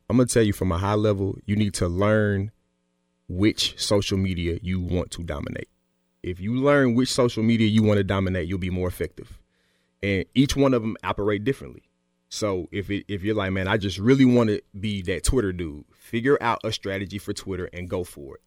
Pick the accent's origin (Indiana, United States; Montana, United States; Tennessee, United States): Tennessee, United States; Smyrna; I'm from Smyrna.